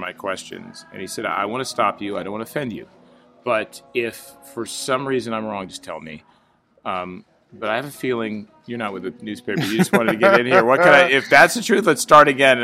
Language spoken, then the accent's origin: English; Orange, California, United States; also born or lived in Newport Beach, California / Washington, D.C.; raised in Orange, grew up there.